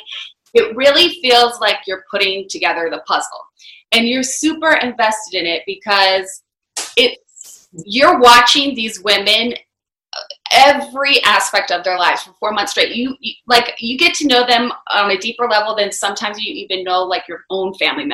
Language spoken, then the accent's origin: English; Bethany Beach, Delaware, United States; moved away as an adult; also born or lived in Washington, District of Columbia, United States; I grew up in Bethany Beach, Delaware, which is a super small family resort town